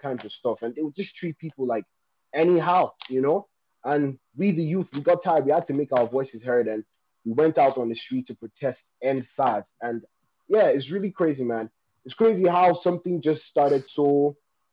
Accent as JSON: {"language": "English", "town": "Abuja", "region": "Federal Capital Territory", "country": "Nigeria", "tie": "born or raised there", "also_born_or_lived": "Taraba State, Nigeria", "said": "I'm from Taraba State, Nigeria. But I was born and raised here in the capital city, Abuja, here in Nigeria."}